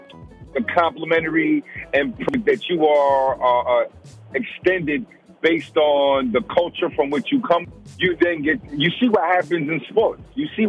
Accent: New York City, New York, United States; also born or lived in New Rochelle; I was raised in black culture. I'm from the Bronx.

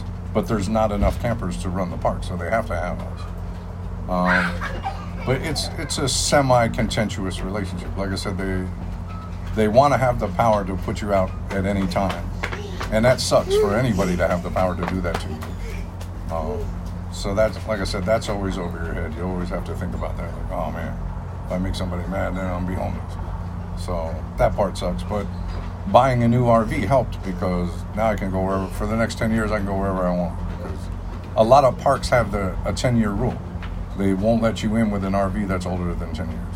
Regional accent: Adirondack Mountains, upstate New York, United States; now in Los Angeles, United States; I'm from the Adirondack Mountains of New York.

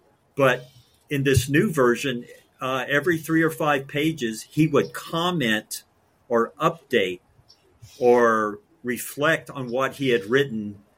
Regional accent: Los Alamos, New Mexico, United States; also born or lived in Albuquerque, New Mexico; now in Daytona, United States; Growing up in Los Alamos, walking where the ancient Pueblo Indians, literally there's trails cut into the cliffs there.

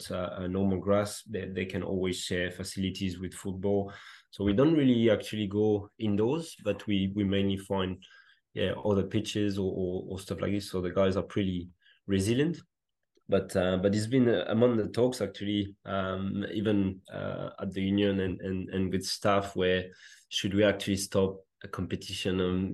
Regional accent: France; English is a second language; moved away as an adult; also born or lived in Australia / Netherlands; as a classic Frenchman, I couldn't speak a word of English

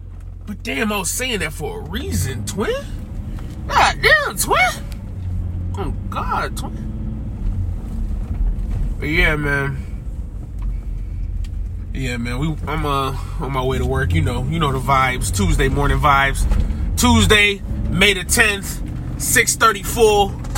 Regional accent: the South, United States; because I'm from the South, and it's like Dirty South. But I'm also like, as I've grown and aged, like the Northerner in me has came out a lot more.

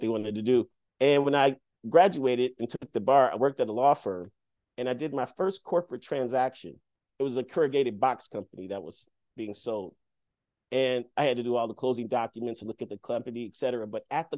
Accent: Detroit, Michigan, United States; growing up in Detroit

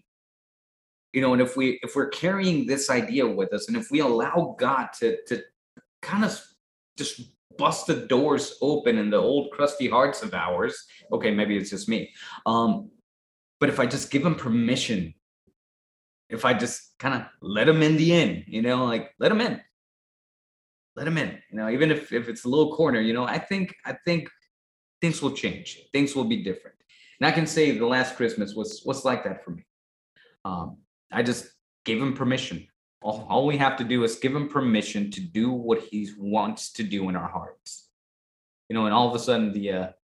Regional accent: Tijuana, Baja California, Mexico; moved away; as I was raised, not in this country, you know, I was raised in Tijuana, Mexico

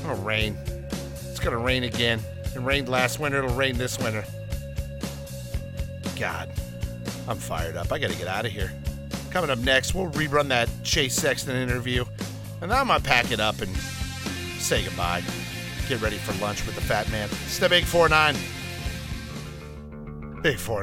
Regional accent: Downey, California, United States; I grew up in Downey, in our area, there were a lot of Mormons on my street

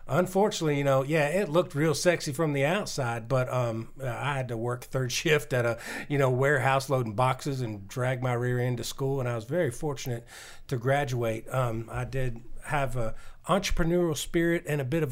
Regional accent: Nashville, Tennessee, United States; I was born in Nashville

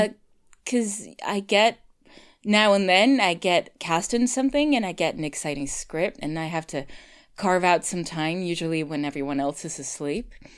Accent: Sweden; I'm Swedish

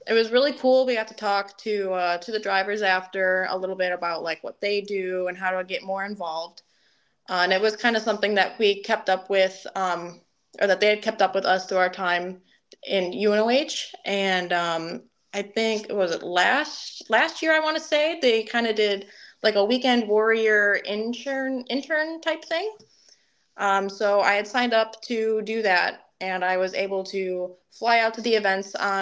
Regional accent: Detroit, Michigan, United States; moved away as an adult; also born or lived in Ohio; I'm from Detroit

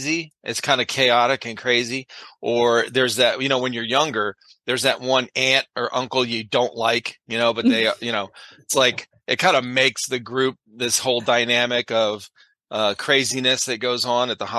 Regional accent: Cleveland, Ohio, United States; growing up in the Cleveland area where I did

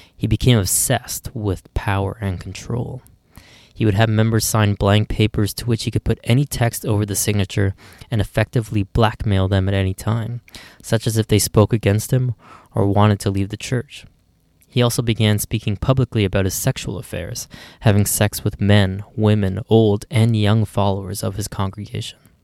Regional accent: Ottawa, Ontario, Canada; here in my hometown of Ottawa

